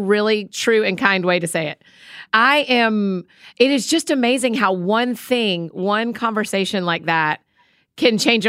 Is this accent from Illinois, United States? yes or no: no; Marietta, Georgia, United States; my hometown, man. That's where I'm from too.